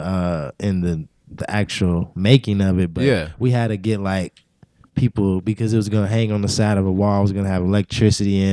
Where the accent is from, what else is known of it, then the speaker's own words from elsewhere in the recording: Louisville, Kentucky, United States; I grew up in Smoketown